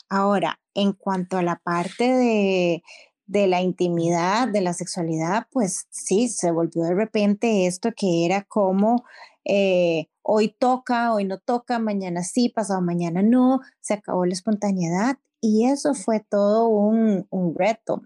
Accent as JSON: {"language": "Spanish", "country": "Costa Rica", "said": "yo soy de Costa Rica"}